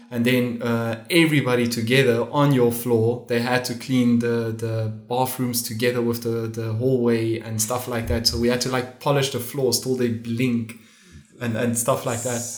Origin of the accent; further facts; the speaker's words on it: Namibia; moved away as an adult; now in Lisbon, Portugal; I'm from Namibia